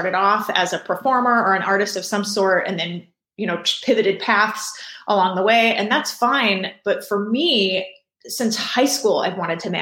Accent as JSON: {"language": "English", "town": "Houston", "region": "Texas", "country": "United States", "tie": "born or raised there", "said": "I grew up in Houston"}